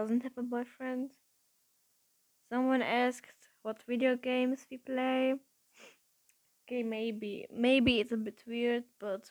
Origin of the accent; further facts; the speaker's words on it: Russia; I was born in Russia, but my nationality is actually German because my family is German.